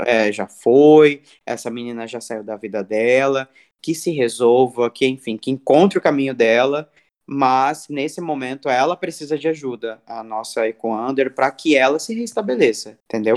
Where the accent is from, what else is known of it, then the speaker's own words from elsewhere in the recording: Cuiabá, Mato Grosso, Brazil; moved away; lá do meu país, Cuiabá